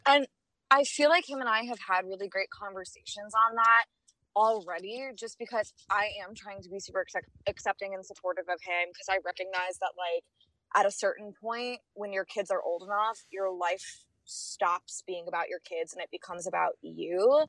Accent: Chicago, Illinois, United States; now in Cincinnati, United States; I'm from Chicago. I live in Cincinnati

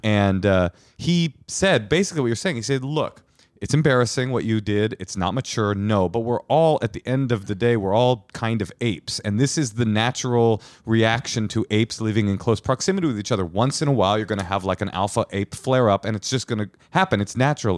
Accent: Oakland, California, United States; I grew up in Oakland

